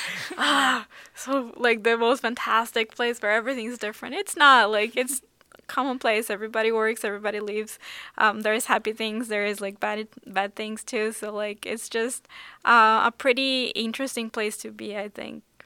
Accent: São Paulo, Brazil; now in Seoul, South Korea; I grew up in Sao Paulo in Brazil

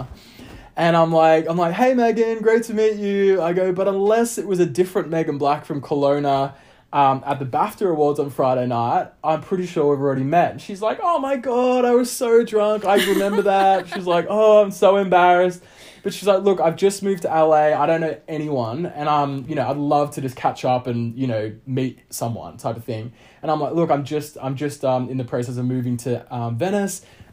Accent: Victoria, Australia; moved away as an adult; also born or lived in Melbourne; now in Los Angeles, United States; I come from a small town about an hour out of Melbourne.

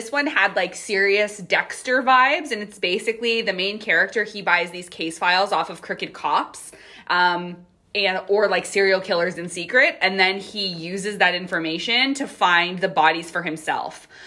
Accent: Canada; we are Canadian

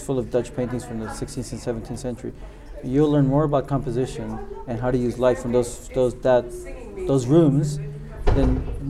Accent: U.S.-Mexican border, Mexico; now in London, United Kingdom; I come from Mexico, and I grew up in the U.S.-Mexican border.

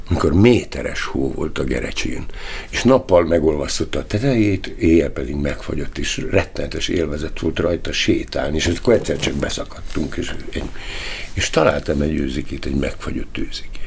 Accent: Tatabánya, Komárom-Esztergom, Hungary; born there; Tatabányán ö, születtem, és ugye a helyzet az adott volt, mert bizony nagyon szegény korszakban, 1949-ben születtem, és 53-ig Tatabánya városban laktunk, aztán többször is visszaköltöztünk, tehát nagyon sok helyen laktunk.

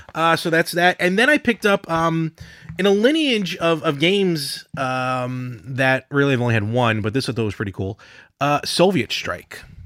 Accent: Brooklyn, New York, United States; now in Long Island, United States; we grew up in Brooklyn

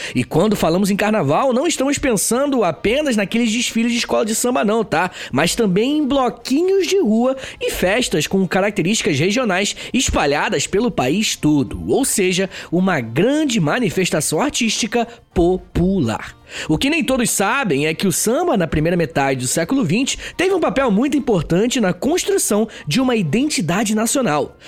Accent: Rio de Janeiro, Brazil; eu que sou daqui do Rio

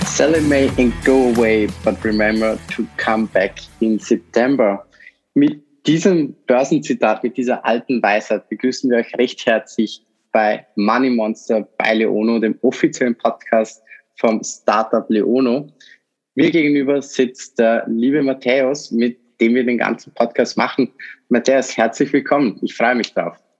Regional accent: Vorarlberg, Austria; ich komme aus Vorarlberg

